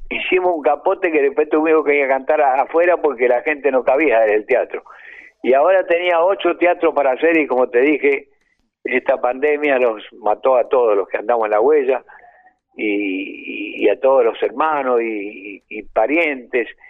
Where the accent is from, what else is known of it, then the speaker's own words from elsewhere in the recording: Bahía Blanca, Buenos Aires Province, Argentina; moved away; also born or lived in Colombia; salí este, de Bahía Blanca con mi hermana Irma del Valle